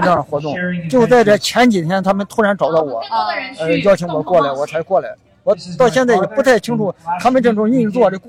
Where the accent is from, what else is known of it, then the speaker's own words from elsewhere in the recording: Zaozhuang, Shandong, China; moved away as an adult; also born or lived in Jinan; now in Zaozhuang, China; 我小时候就在枣庄长大